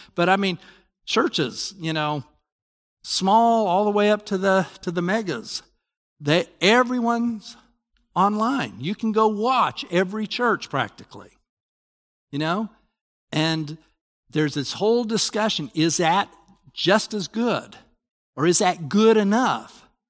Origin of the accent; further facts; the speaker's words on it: Salt Lake City, Utah, United States; I grew up in Salt Lake.